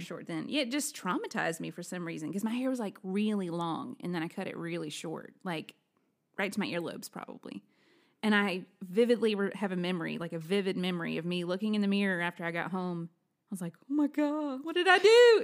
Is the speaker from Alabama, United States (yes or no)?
yes; Alabama, United States; moved away; I'm originally from Alabama